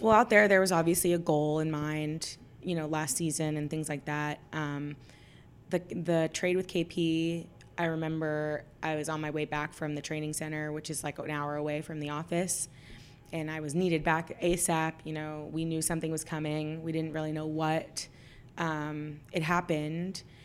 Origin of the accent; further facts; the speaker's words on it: Dallas, Texas, United States; I'm from Dallas. I was born and raised here